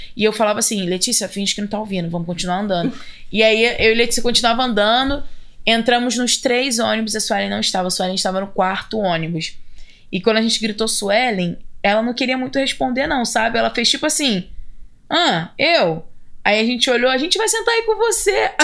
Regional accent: Belford Roxo, Rio de Janeiro, Brazil; moved away as an adult; also born or lived in Seattle; now in United States; eu sou do Rio. Né? Eu poderia botar Belfort Roxo

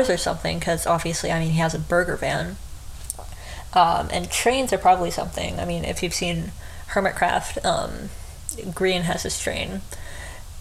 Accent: United States; I'm American

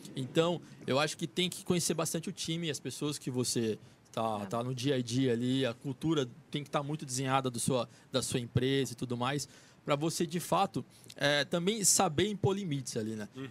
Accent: São José do Rio Preto, São Paulo, Brazil; now in São Paulo, Brazil; E a gente é de São José do Rio Preto

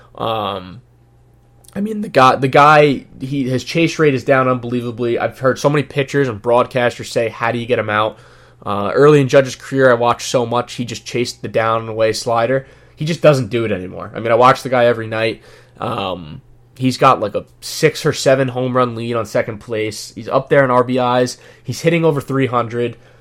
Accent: New York, United States; I am from New York

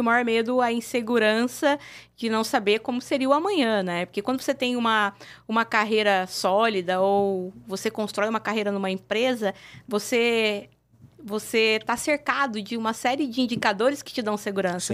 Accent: Mogi Mirim, São Paulo, Brazil; no interior de São Paulo, uma cidade pequena, que é de onde eu venho, a cidade uhum. de Mojimirim.

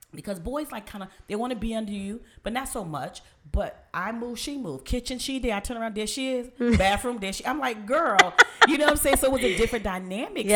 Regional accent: New York, United States; I'm from New York

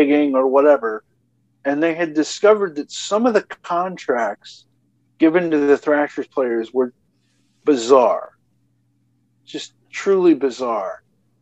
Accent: Atlanta, Georgia, United States; I've studied my hometown for over 20 years at this point

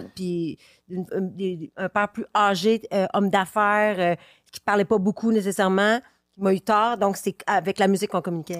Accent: Quebec City, Quebec, Canada; je viens de Québec

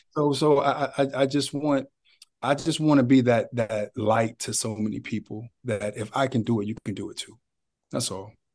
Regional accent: Youngstown, Ohio, United States; moved away as an adult; now in Columbus, United States; I'm from Youngstown. I'm from oh, Ohio

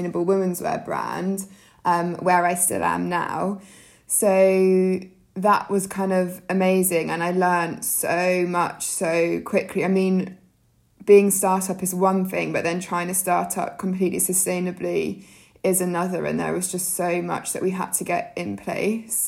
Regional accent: Jersey; I grew up in Jersey, so in the Channel Islands

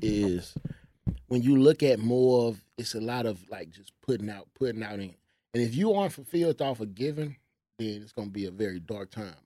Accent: Houston, Texas, United States; moved away as an adult; now in Dallas, United States; I'm from Houston.

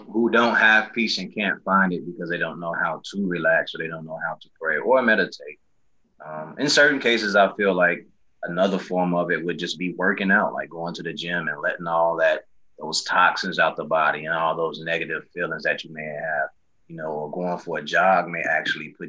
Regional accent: Chicago, Illinois, United States; born or raised there

